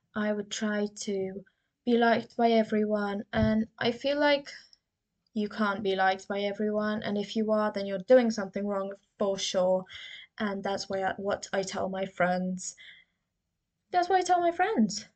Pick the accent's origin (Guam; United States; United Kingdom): United Kingdom; I've been insecure about my accent so, you know, I'm from the UK.